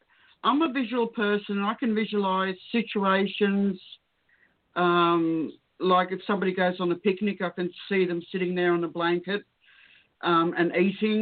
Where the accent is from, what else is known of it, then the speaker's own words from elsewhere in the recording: Prague, Czechia; moved away; I was born in Prague, Bohemia